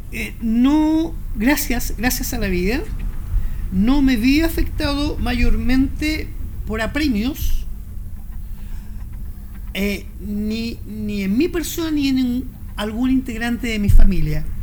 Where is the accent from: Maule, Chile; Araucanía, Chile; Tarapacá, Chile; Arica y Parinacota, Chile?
Maule, Chile; Talca; vuelvo a Talca, porque Talca es mi ciudad natal, digamos, es, mi trueno querido. Pero yo he hecho muy poca residencia en Talca.